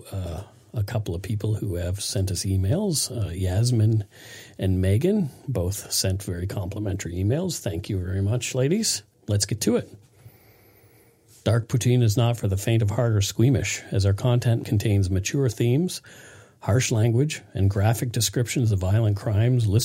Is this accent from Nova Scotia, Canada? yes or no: yes; Nova Scotia, Canada; the murder of 12 year old Karissa Boudreau from my hometown in Nova Scotia, was particularly hard for us to get through.